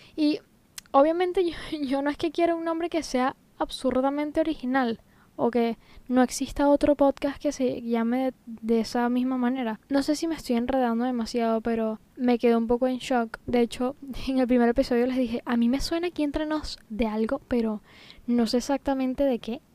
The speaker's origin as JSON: {"language": "Spanish", "country": "Venezuela", "moved": "as an adult", "lives_now": "Tenerife, Spain", "said": "yo soy venezolana, pero desde hace casi seis años estoy viviendo en España, concretamente en Tenerife, en las Islas Canarias"}